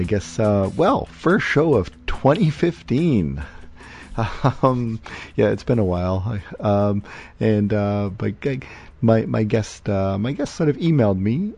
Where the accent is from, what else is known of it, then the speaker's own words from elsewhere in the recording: Windsor, Ontario, Canada; I hail from Windsor